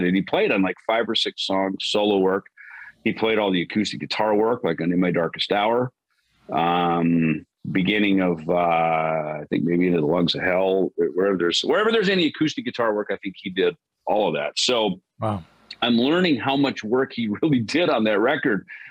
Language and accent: English; Jackson, Minnesota, United States; also born or lived in Los Angeles, California; now in Phoenix, United States; growing up in Minnesota